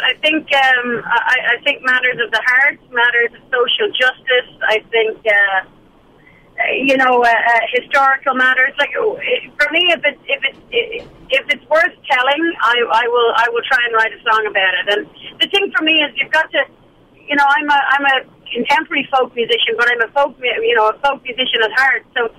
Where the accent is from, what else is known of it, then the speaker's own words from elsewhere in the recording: Ireland; now in Canada; Oh, I'd say a great deal, actually. We're a nation of storytellers, and, you know, I totally incorporate that into my songs.